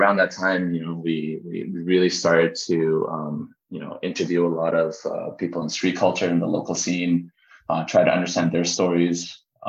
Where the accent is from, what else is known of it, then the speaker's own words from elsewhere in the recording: Richmond, British Columbia, Canada; I grew up in Canada